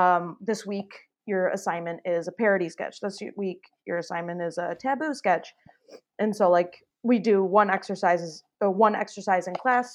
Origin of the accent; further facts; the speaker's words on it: Detroit, Michigan, United States; So I am from Michigan, Detroit area.